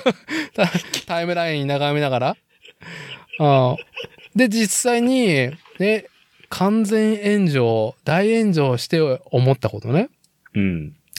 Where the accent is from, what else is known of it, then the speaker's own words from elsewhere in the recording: Nagoya, Aichi, Japan; moved away as an adult; now in Tokoname, Japan; 僕はもともと名古屋市生まれ、名古屋育ち